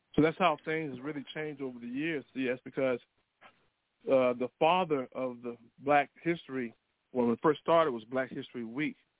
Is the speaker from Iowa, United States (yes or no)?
no; Alabama, United States; I grew up in Alabama